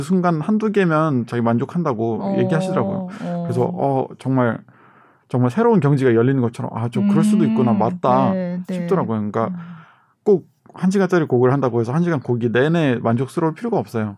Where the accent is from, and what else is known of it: South Korea; born or raised there